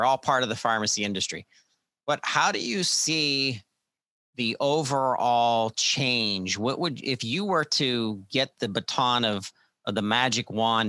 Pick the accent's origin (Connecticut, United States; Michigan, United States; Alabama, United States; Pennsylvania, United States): Pennsylvania, United States; Pittsburgh; a pharmacy in Pittsburgh, Pennsylvania, you know, my hometown